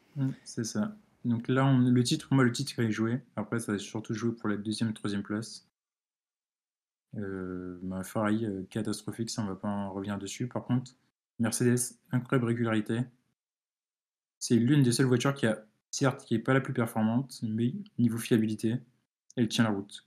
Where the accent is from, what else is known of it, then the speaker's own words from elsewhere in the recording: France; je suis français